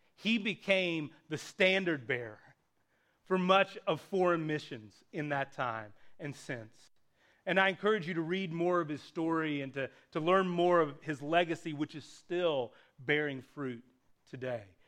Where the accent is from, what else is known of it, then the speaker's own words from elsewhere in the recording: Appalachia, United States; my hometown, a small rural hometown in Appalachia